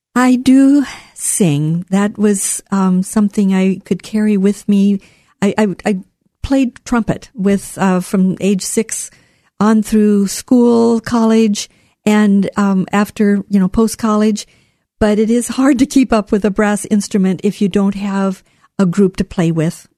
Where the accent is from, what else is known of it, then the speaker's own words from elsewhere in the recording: southwestern Minnesota, United States; moved away as an adult; also born or lived in Lincoln, Nebraska / Southern California; now in Portland, United States; I grew up in the Midwest on a farm, a sheep farm in southwestern Minnesota.